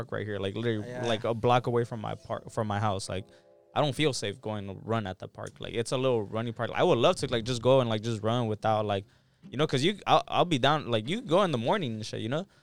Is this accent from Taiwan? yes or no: no; Los Angeles, California, United States; being a little kid, bro, growing up here